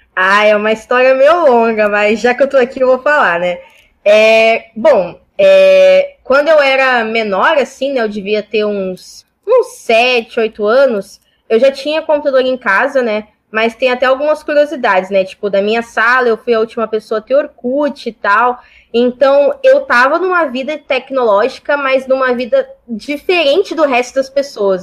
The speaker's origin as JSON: {"language": "Portuguese", "region": "São Paulo", "country": "Brazil", "also_born_or_lived": "Porto Alegre", "moved": "as an adult", "said": "Eu saí de São Paulo, eu sou paulista, é, sou paulista da Zona Leste"}